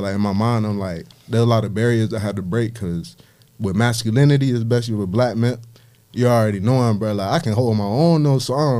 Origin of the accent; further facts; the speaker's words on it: Miami, Florida, United States; born there; I'm from everywhere, nowhere, but I was born in Miami.